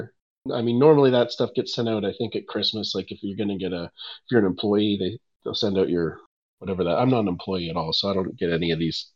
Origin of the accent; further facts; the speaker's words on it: Canada; I'm a Canadian